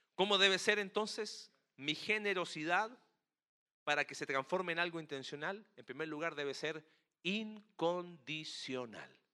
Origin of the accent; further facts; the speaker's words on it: Chile; Chile, en mi país